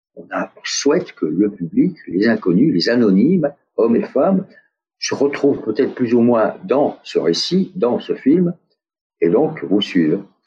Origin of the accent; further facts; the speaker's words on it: France; accent: French; moved away; also born or lived in United States; mon accent français